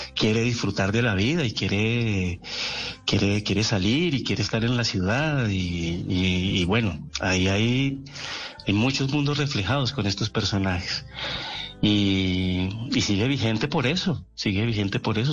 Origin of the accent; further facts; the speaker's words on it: Bucaramanga, Santander, Colombia; also born or lived in Cali; yo nací en Cali, sí, yo nací en Cali, pero yo a los cuatro años estaba viviendo en Bucaramanga